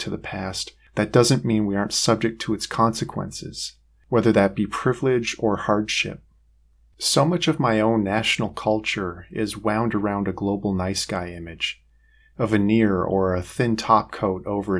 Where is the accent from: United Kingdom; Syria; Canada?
Canada; Western Canada; I grew up in Western Canada